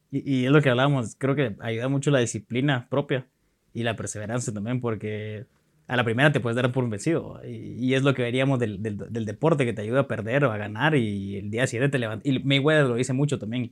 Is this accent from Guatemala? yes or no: yes; Guatemala; also born or lived in Honduras / Costa Rica; yo soy chapín, pero me siento centroamericano, estoy muy orgulloso de ser centroamericano, he vivido en Honduras, he vivido en Costa Rica, en Guate